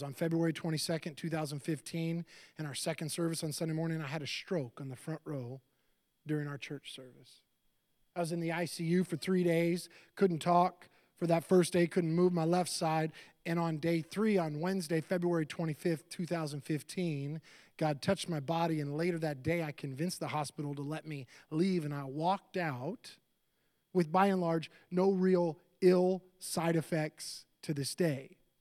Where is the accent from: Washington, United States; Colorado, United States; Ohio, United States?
Washington, United States; Seattle; moved away; also born or lived in Florida; I grew up in Seattle, and I lived in Seattle in two thousand five